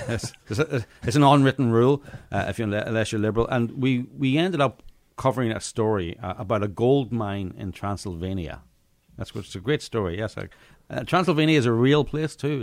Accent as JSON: {"language": "English", "region": "Northern Ireland", "country": "United Kingdom", "tie": "born or raised there", "moved": "yes", "said": "I grew up in Northern Ireland"}